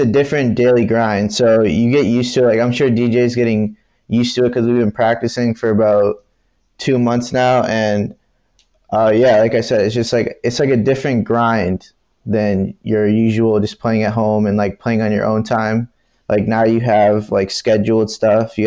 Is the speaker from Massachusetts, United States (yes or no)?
yes; Boston, Massachusetts, United States; I'm from Boston